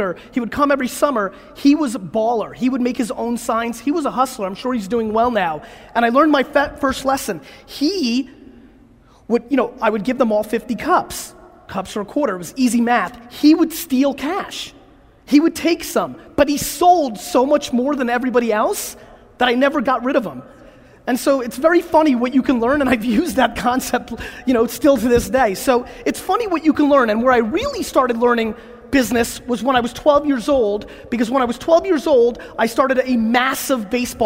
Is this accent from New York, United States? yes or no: yes; New York, United States; born or raised there; also born or lived in Belarus